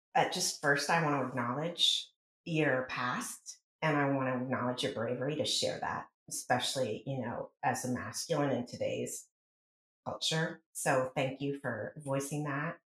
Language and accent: English; rural town in middle Pennsylvania, United States; moved away as an adult; also born or lived in New York City; out in a rural town in Pennsylvania, the middle of five kids with two pseudo adults at the helm